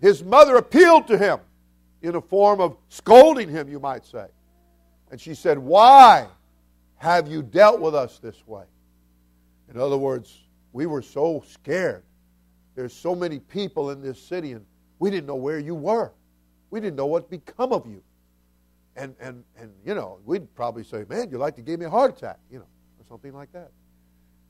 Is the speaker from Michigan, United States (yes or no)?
no; South Florida, United States; I'm not just from Florida. I'm from South Florida